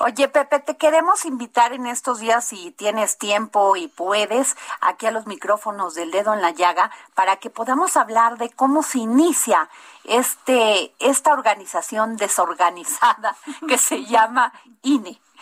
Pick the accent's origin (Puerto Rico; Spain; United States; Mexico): Mexico; somos los mexicanos